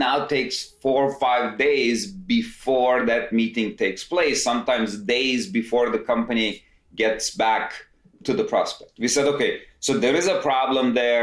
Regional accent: Istanbul, Turkey; moved away as an adult; now in United States; I'm originally from Istanbul, Turkey, came to US, did my undergrad

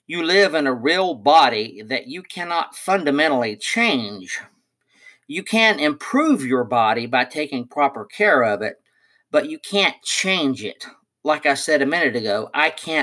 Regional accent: Oak Ridge, Tennessee, United States; I was born in Oak Ridge, Tennessee in 1960

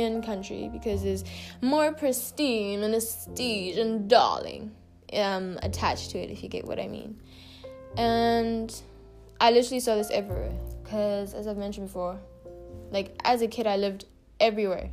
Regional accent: South Africa; also born or lived in Uganda; I was born in South Africa and my mom is South African. And my dad is Ugandan

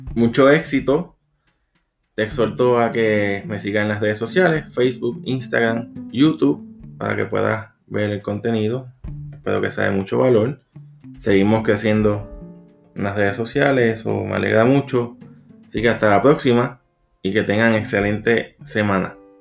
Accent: Puerto Rico; soy de Puerto Rico, psicólogo organizacional

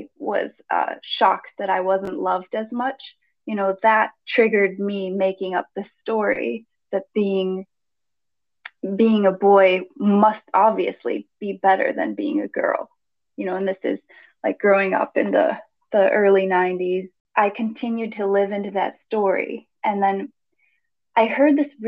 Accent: Greece; I grew up in Greece, with a Greek father and an American mother

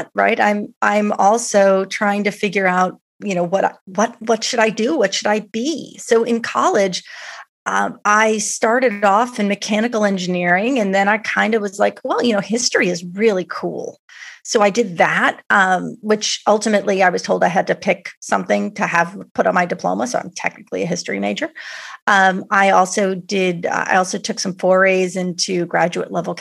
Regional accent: New York City, New York, United States; I grew up in New York City. I grew up on the Upper West Side of Manhattan.

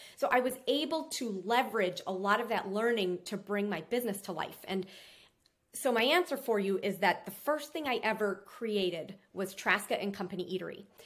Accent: Minnesota, United States; now in Florida, United States; I'm from Minnesota

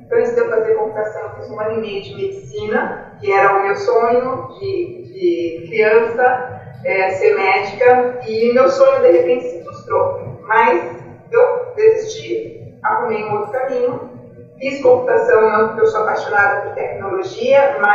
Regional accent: Marília, São Paulo, Brazil; É, eu sou nascida em Marília, é uma cidade do interior de São Paulo, é bastante industrial, café.

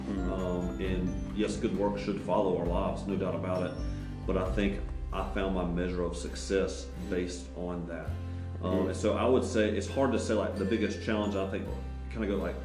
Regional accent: the South, United States; growing up in the South

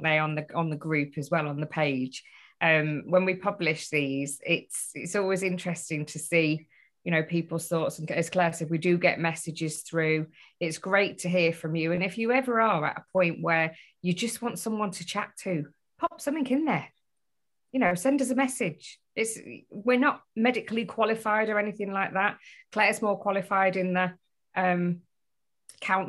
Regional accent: Beverley, Yorkshire and the Humber, United Kingdom; moved away; But I'm still officially a Yorkshire girl. I was born in Yorkshire. Beverly is on my driving license as my place of birth, so it is Yorkshire still.

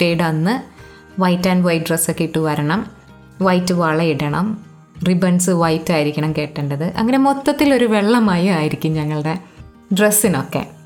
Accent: Ernakulam, Kerala, India; born or raised there

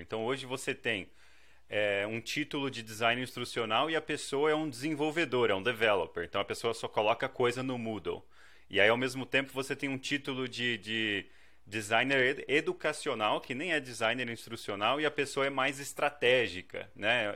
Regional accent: Brazil; also born or lived in China; now in Canada; sou essencialmente do Brasil

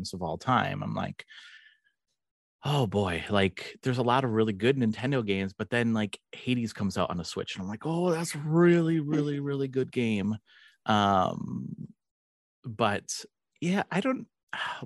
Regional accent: Wisconsin, United States; I'm from Wisconsin, actually, in the United States

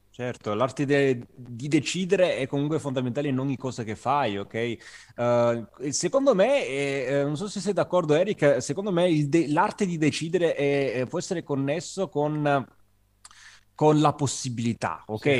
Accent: Agropoli, Campania, Italy; moved away as an adult; now in Turin, Italy; io sono del Cilento, sono di una città che si chiama Agropoli, in provincia di Salerno, anche se sono ormai immigrato, possiamo dire, a, a Torino da cinque anni

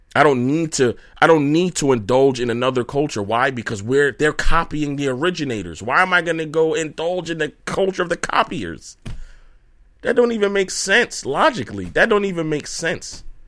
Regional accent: Brooklyn, New York, United States; I'm from Brooklyn

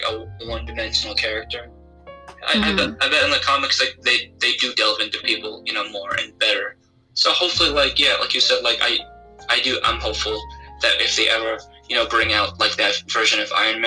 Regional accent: Philippines; I'm Filipino

